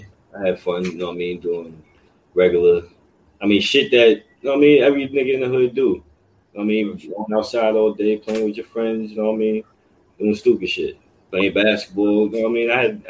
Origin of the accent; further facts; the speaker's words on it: New York City, New York, United States; I'm from the Lower East. I was born and raised in the Lower East Side of Manhattan.